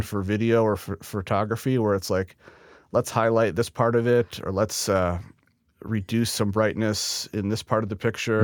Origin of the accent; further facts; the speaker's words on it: Neenah, Wisconsin, United States; I was born and raised in Neenah, Wisconsin